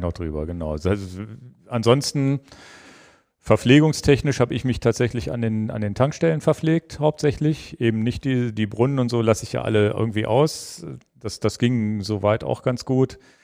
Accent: Hanover, Lower Saxony, Germany; über meine Heimat mal kommen, über den Kronsberg

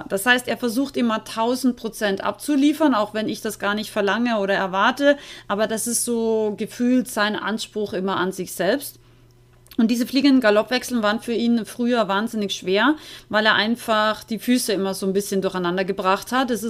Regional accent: Austria; ich bin ja aus Österreich eigentlich

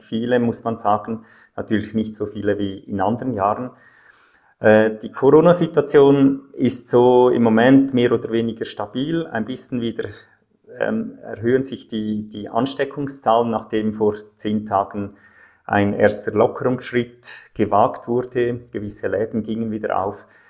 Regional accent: Zofingen, Aargau, Switzerland; Meine Eltern und Großeltern gehörten schon zu dieser Kirche in Zofingen, in einem kleinen Städtchen im Aargau in der Schweiz. Da bin ich aufgewachsen.

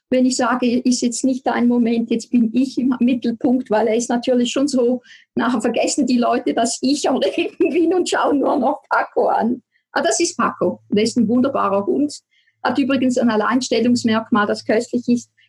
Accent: Switzerland; now in Appenzellerland, Switzerland; man hört es ganz sicher, ich komme aus der Schweiz, ich wohne im Appenzellerland.

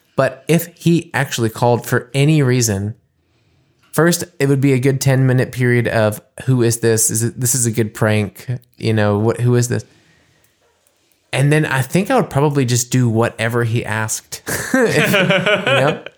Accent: United States; now in Germany; playing as an American

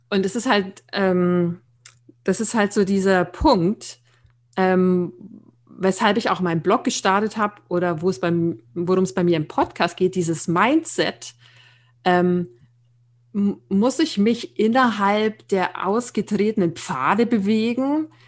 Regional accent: Nuremberg, Bavaria, Germany; Ja, ich ähm, bin äh, 41 Jahre alt, ähm, komme ursprünglich aus Nürnberg, was man vielleicht auch hört.

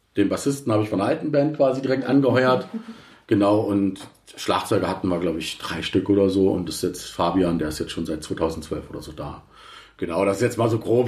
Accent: Berlin, Germany; also born or lived in Reinickendorf; ursprünglich komme ich aus Berlin, Kreuzberg, muss ich mal dazu sagen, West-Berlin. Ja. Okay. Äh, da bin ich geboren, Kreuzberg

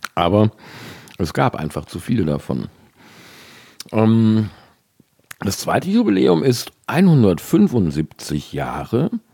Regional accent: Cologne, North Rhine-Westphalia, Germany; moved away as an adult; also born or lived in Worpswede; Also ich komme ja gebürtig aus Kalk

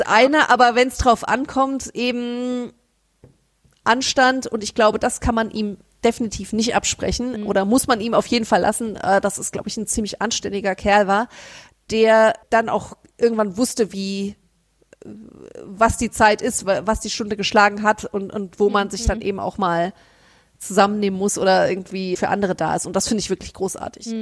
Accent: Frankfurt, Hesse, Germany; wir als Frankfurter Mädchen

